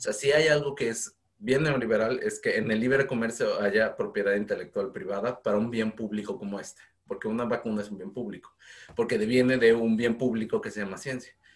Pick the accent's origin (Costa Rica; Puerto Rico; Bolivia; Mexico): Mexico; now in United Kingdom; mi experiencia binacional como ciudadano mexicano que está en Reino Unido